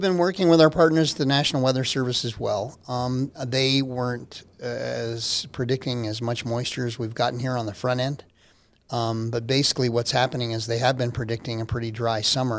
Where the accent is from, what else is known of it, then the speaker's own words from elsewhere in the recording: Albuquerque, New Mexico, United States; moved away as an adult; also born or lived in Oklahoma / Corpus Christi, Texas; now in Colorado Springs, United States; I'm from Albuquerque